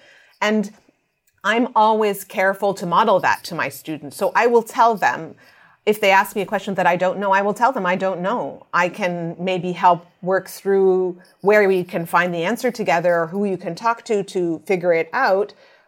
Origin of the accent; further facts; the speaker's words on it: Canada; I'm Canadian Egyptian.